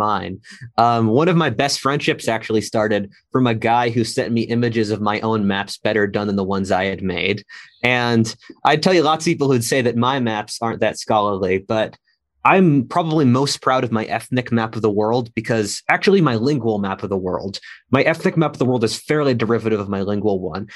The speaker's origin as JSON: {"language": "English", "country": "United States", "said": "I'm an American"}